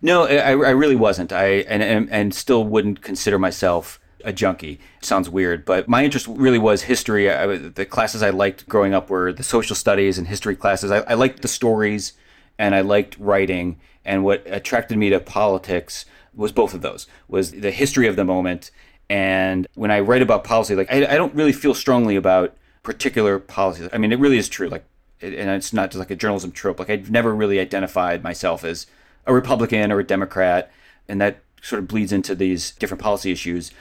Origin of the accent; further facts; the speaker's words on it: Cleveland, Ohio, United States; I grew up in Cleveland